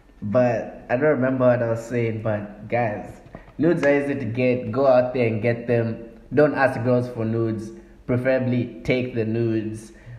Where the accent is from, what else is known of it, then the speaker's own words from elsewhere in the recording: Zambia; I'm from Zambia